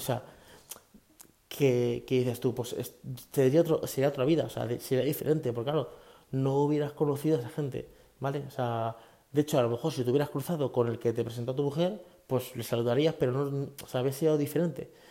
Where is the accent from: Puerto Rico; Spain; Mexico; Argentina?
Spain; Leganés, Community of Madrid; moved away as an adult; also born or lived in Fuenlabrada / Guadalupe, Cáceres; now in Talavera de la Reina, Spain; salimos de Leganés hasta Guadalupe, Cáceres, que es nuestro pueblo